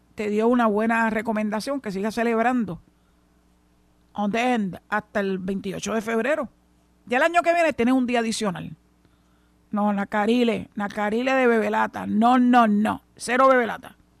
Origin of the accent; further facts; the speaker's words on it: San Juan, Puerto Rico; moved away as an adult; now in Mayagüez, Puerto Rico; nací y me crié, en San Juan, en el área metropolitana